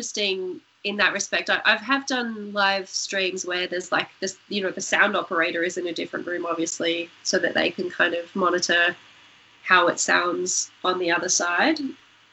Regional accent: Tamworth, New South Wales, Australia; also born or lived in Newcastle, New South Wales; I grew up there in northwest New South Wales, and obviously, you know, Tamworth's a music city

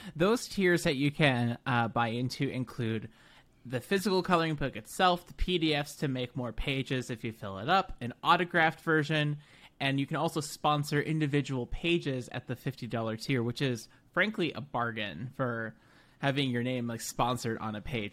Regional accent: United States; an American experience and lens

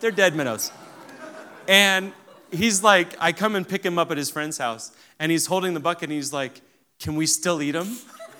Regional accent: Kenya; So I grew up in Africa. We actually took our whole family to Kenya over Christmas, so just about a year ago. And it's a great experience to show them where I grew up.

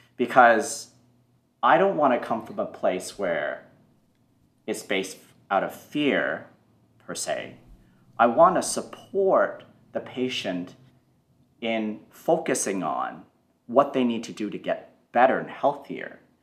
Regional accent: Toronto, Ontario, Canada; I grew up in Canada, in Toronto, and growing up was challenging

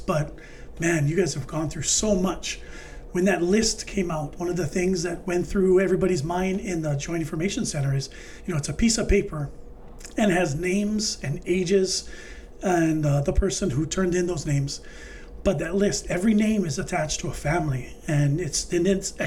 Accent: Maui, Hawaii, United States; I grew up on Maui

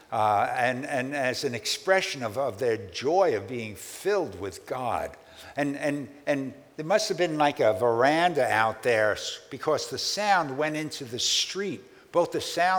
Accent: New York City, New York, United States; a boy growing up in Brooklyn

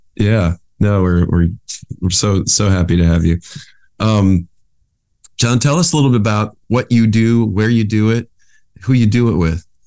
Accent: West Michigan, United States; moved away as an adult; now in California, United States; I grew up in West Michigan, so it's sort of similar to Buffalo

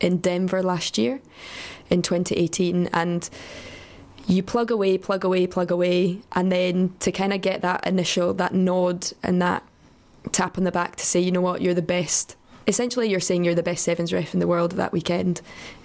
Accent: Scotland, United Kingdom; being Scottish, a redhead with pale skin

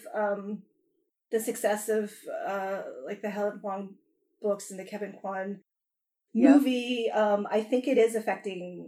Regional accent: Canada; moved away as an adult; now in Los Angeles, United States; I grew up in Canada, and I as soon as I moved to LA, like in my 20s

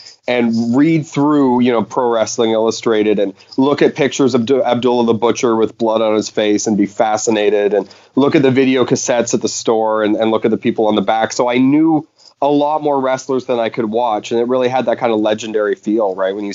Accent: Canada; The, the well, being Canadian, aka the greatest wrestling nation in the world, pound for pound.

